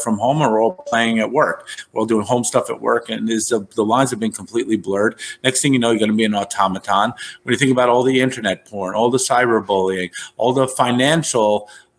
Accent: New York City, New York, United States; I come from New York

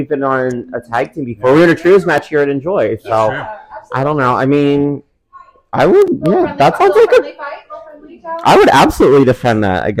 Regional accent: Pennsylvania, United States; I'm from Pennsylvania

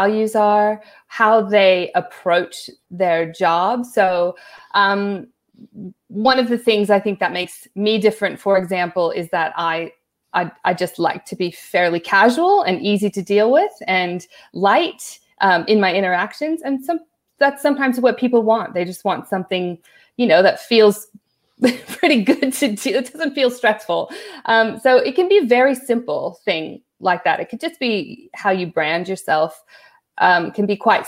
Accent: California, United States; moved away as an adult; also born or lived in New York / Hawaii / Los Angeles / London; now in Brisbane, Australia; I'm originally from California. I grew up there.

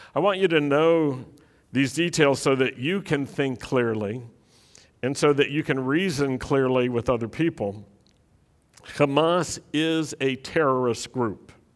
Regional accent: Roanoke, Virginia, United States; the Jewish community in my hometown, Roanoke, Virginia

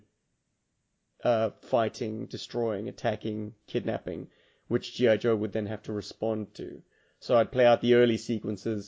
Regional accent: Cape Town, Western Cape, South Africa; there's a specific part of Main Road in my hometown

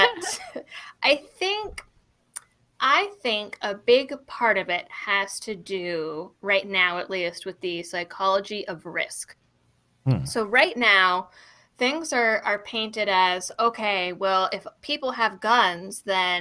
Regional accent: Massachusetts, United States; I grew up in Massachusetts, my family hates guns

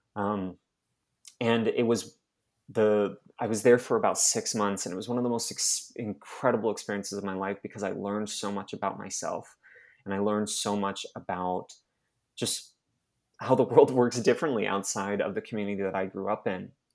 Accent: Mesa, Arizona, United States; moved away as an adult; also born or lived in Utah / Dominican Republic / Texas; I'm originally from Mesa, Arizona, um, which is basically Utah outside of Utah

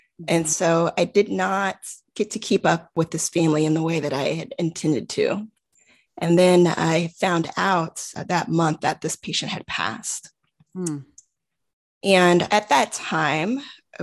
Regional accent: Houston, Texas, United States; moved away as an adult; now in Bay Area, United States; I'm from Houston, just, you know, starting my job now, but I don't have any family in the Bay Area

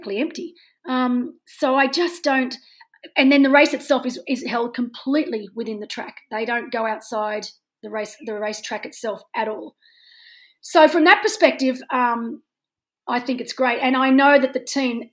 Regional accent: Australia

